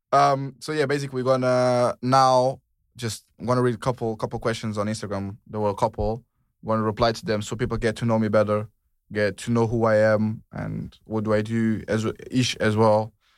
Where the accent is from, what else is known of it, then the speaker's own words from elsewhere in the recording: Portugal; moved away as an adult; now in United Kingdom; I'm from Portugal. In Portuguese, we say ….